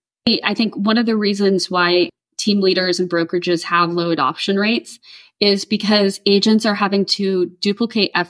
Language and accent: English; Rancho Santa Margarita, California, United States; moved away as an adult; now in San Jose, United States; I grew up in Orange County, just inwards from Laguna Beach, like Mission Viejo, Rancho Santa Margarita area